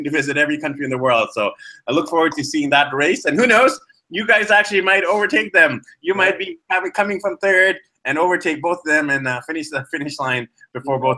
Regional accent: Canada; I'm actually Indian, born in Canada, so I'm Indo-Canadian

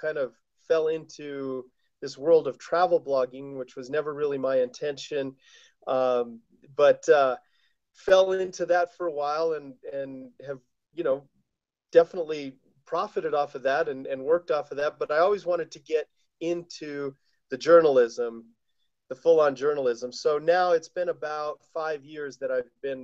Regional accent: Colorado, United States; now in Taos, United States; I live in Taos, New Mexico. I grew up in Colorado

